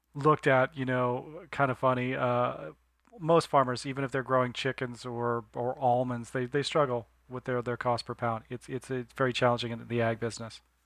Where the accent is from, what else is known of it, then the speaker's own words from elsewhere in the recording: Northern California, United States; Growing up in Northern California